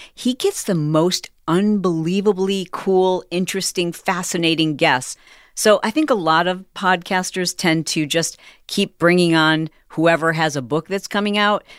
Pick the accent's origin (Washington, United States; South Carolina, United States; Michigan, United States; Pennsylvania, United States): Michigan, United States; We're both from Michigan